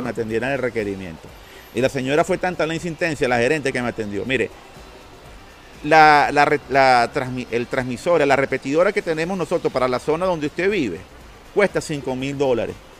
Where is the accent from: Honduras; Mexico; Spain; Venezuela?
Venezuela; Caracas, Capital District; transmitiendo aquí desde Caracas, Venezuela, nuestra querida capital, y reconocerlo mi tierra natal, porque de aquí soy